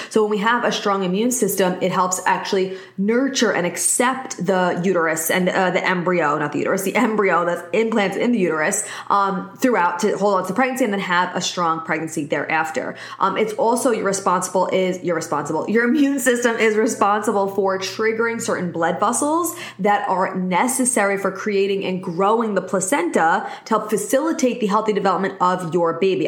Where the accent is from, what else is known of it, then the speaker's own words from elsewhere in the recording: New York, United States; I'm specifically from New York